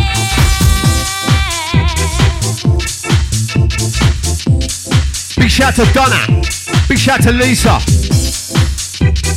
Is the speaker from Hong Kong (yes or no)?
no; London, United Kingdom; I come from London as well